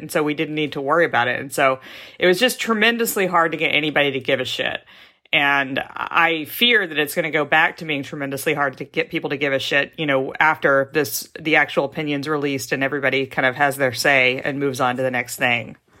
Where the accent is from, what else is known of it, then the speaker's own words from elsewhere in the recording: Texas, United States; also born or lived in Mississippi; now in Seattle, United States; mostly grew up in Texas and then moved out here